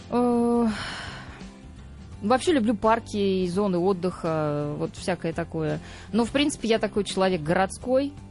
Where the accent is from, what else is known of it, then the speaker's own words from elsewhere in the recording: Saratov, Saratov Oblast, Russia; Я тогда, мы с ним жили еще в Саратове, в моем родном городе.